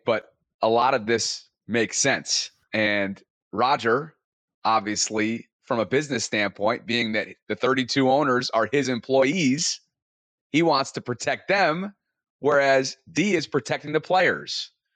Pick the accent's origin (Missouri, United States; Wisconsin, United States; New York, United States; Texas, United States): New York, United States; Albany; now in Baltimore, United States; Originally from Albany, New York